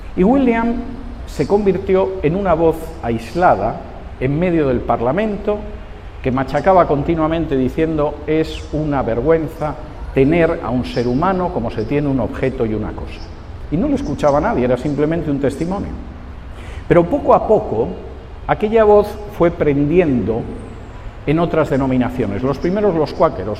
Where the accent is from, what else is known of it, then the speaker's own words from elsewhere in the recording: Spain; moved away; mi país de origen, en España